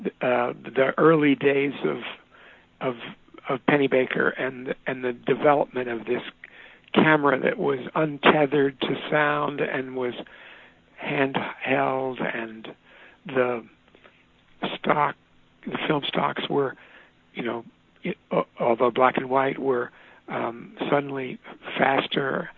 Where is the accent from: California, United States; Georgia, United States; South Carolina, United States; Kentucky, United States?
Kentucky, United States; Louisville; as a kid growing up in Louisville, Kentucky